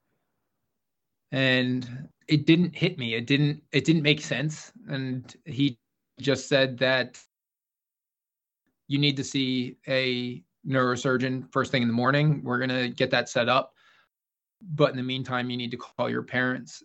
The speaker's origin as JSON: {"language": "English", "town": "Philadelphia", "region": "Pennsylvania", "country": "United States", "tie": "born or raised there", "also_born_or_lived": "Syracuse", "said": "I was from Philadelphia, Pennsylvania"}